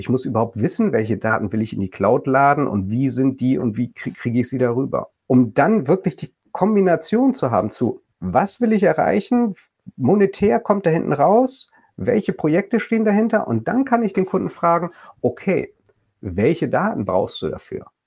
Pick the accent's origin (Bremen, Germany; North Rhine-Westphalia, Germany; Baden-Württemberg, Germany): Bremen, Germany; als äh, Bremer äh, aus Norddeutschland